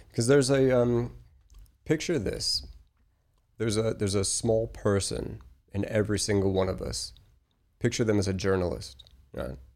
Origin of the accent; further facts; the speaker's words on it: Colorado, United States; also born or lived in Australia; I I moved to Australia. So I'm from Colorado originally. I lived in Australia for 14 years. That's why my accent is a mess.